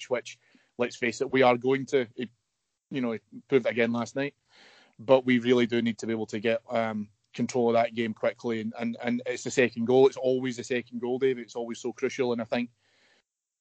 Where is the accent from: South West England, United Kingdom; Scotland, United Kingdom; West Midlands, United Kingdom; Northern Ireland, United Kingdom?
Scotland, United Kingdom; As a Scottish footballing public